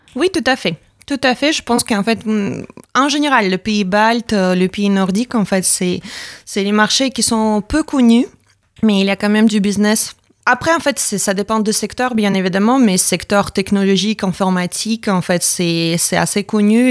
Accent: Latvia; French is a second language; moved away as an adult; now in France

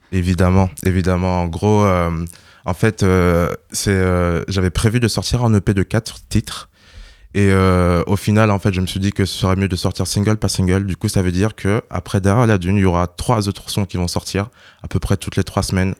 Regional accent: Burkina Faso; moved away; je viens du Burkina Faso

